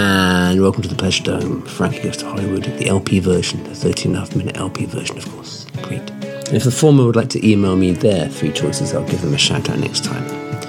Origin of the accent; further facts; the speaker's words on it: Australia; I'm Australian, mate. I've only got a vocabulary of 120 words.